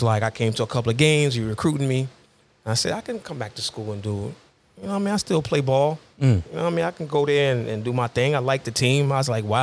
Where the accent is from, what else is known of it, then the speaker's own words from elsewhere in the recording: Hempstead, New York, United States; growing up in Hempstead, you know, here, growing up, playing together with the guys